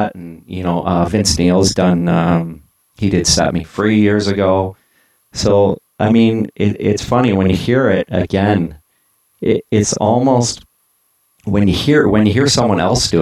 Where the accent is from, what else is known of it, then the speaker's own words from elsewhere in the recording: Toronto, Ontario, Canada; being Canadian and being from Toronto